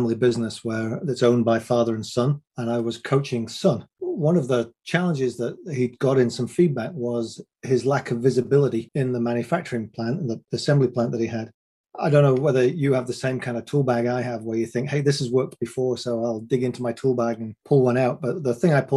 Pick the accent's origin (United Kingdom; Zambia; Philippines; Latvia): United Kingdom; England; I'm a 6 foot one white guy from England